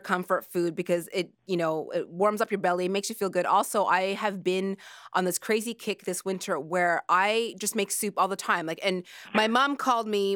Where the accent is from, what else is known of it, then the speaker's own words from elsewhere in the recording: Nova Scotia, Canada; moved away; I grew up in Nova Scotia